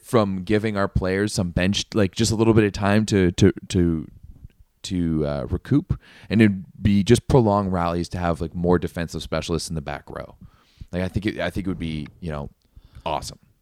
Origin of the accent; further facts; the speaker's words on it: Canada; I'm Canadian. We're sitting pretty up here